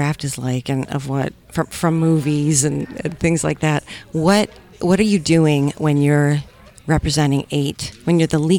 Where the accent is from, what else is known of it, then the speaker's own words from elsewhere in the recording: Buffalo, New York, United States; now in Atlanta, United States; My hometown right now, my other hometown is Buffalo, New York, and I'm a huge Buffalo Bills fan.